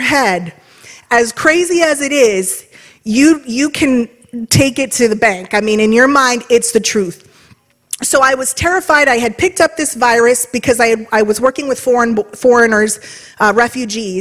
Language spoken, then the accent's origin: English; Trumbull County, Ohio, United States; I grew up here in Trumbull County